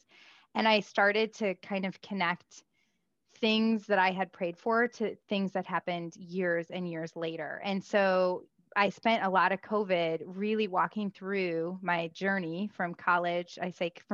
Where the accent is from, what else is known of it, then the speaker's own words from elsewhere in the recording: Midwest, United States; I grew up in the Midwest